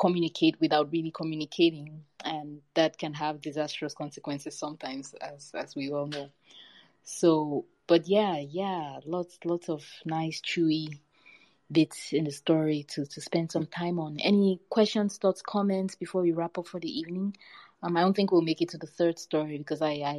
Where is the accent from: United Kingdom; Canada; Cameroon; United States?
Cameroon; growing up in Cameroon